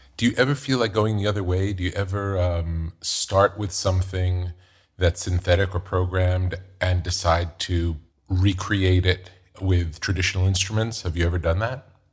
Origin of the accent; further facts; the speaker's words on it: New York, United States; growing up in New York